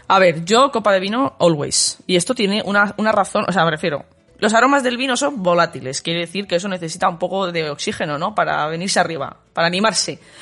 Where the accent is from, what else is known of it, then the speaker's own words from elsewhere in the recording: Valladolid, Castile and León, Spain; yo, oye, de Valladolid